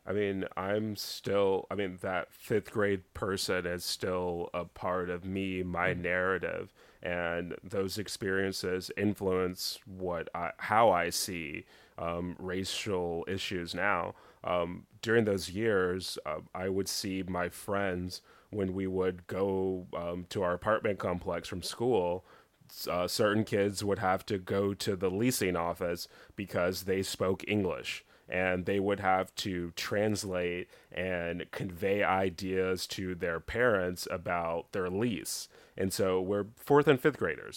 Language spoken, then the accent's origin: English; Dallas, Texas, United States; mainly Dallas, a little small country town in East Texas, but most of my growing up was in Dallas